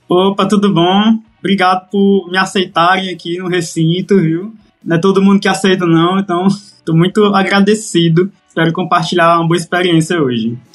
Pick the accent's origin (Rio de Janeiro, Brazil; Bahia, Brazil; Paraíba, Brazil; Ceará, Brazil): Ceará, Brazil; Limoeiro do Norte; lá na minha cidade, lá em Limoeiro, é, Limoeiro do Norte, não o Pernambuco